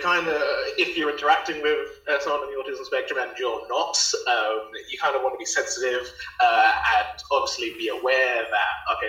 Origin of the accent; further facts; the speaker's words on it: East of England, United Kingdom; it was happening in Finchley in like North London, and I'm coming from Essex, which is like east of London. So trying to get the trains to that when I was about, I don't know, 12, 13, 14, something like that.